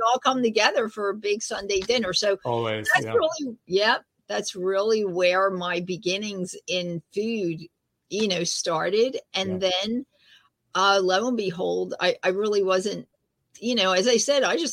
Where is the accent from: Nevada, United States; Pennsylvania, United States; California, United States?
Pennsylvania, United States; Philadelphia; we have an Italian market in Philadelphia. That's where I grew up, in the Italian area.